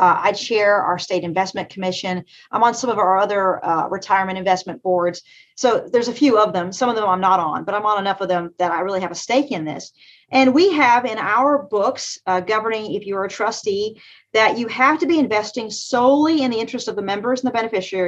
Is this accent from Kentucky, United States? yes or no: yes; Eastern Kentucky, United States; I'm from Eastern Kentucky. I'm ninth generation in the mountains of Eastern Kentucky. I'm from the coal fields, as we call it